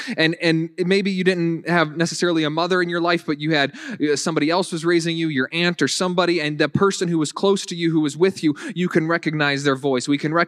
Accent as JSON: {"language": "English", "region": "the South", "country": "United States", "accent": "Southern", "lives_now": "Buffalo, United States", "said": "when I first moved up here, I tried getting rid of my Southern accent to the best of my abilities because I didn't want people to be thinking, that guy's not from around here."}